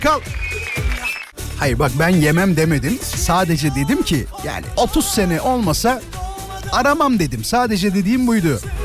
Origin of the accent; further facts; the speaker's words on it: Izmit, Kocaeli, Turkey; Çünkü ben İzmitliyim